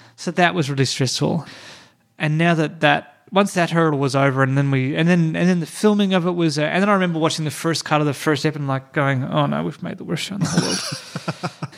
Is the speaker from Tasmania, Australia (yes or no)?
yes; Hobart, Tasmania, Australia; moved away; I grew up in Tassie, but I didn't grow up in a small town. We were in the we were in the suburbs, mm. maybe 15 minutes drive from the city